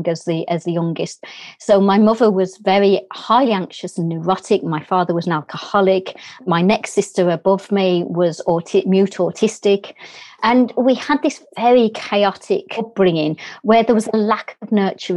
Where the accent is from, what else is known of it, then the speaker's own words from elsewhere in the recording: Birmingham, West Midlands, United Kingdom; accent: English; As you can hear from my accent, I'm English. I was brought up in a inner city area in England called Birmingham.